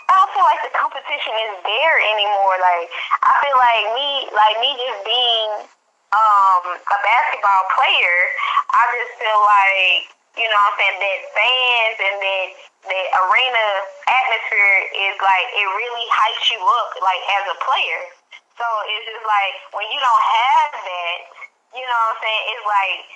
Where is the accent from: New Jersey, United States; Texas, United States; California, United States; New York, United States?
Texas, United States; Dallas; I'm from Dallas, Texas